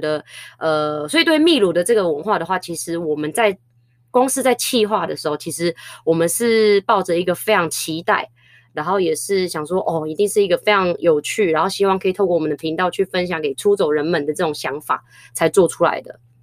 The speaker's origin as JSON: {"language": "Chinese", "country": "Philippines", "said": "我自己身为菲律宾人"}